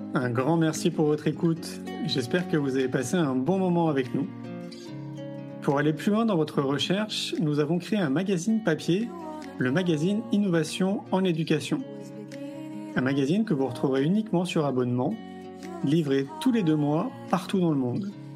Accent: Belgium; je viens de Belgique aussi. Et euh, j'ai été harcelée donc, de ma deuxième maternelle à ma réto

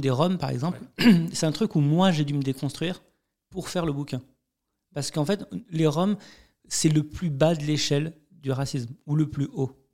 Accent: France; je suis né en France

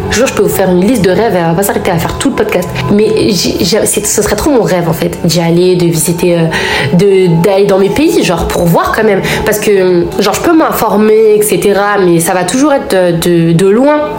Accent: France; certes, la France c'est notre pays, j'ai grandi ici. Ma mère, elle est née en France, moi je suis née en France. Euh, voilà, j'ai grandi ici.

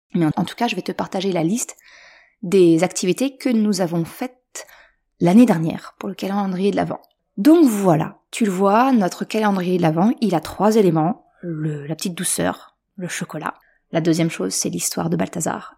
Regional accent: Normandy, France; now in Caen, France; je suis originaire de Haute-Normandie

